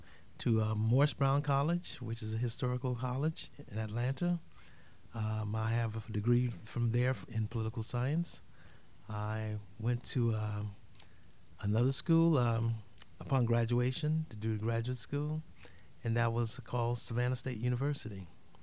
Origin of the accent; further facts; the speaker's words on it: Haiti; now in United States; I'm originally from Haiti. I grew up there with my family.